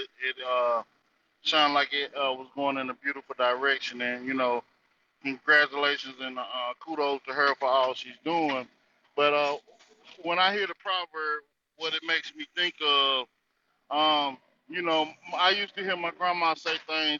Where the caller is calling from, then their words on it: North Carolina, United States; from the North Carolina territory.